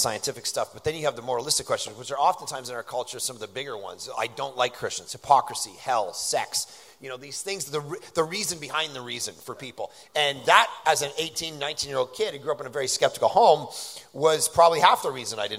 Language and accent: English; Toronto, Ontario, Canada; I grew up in Toronto.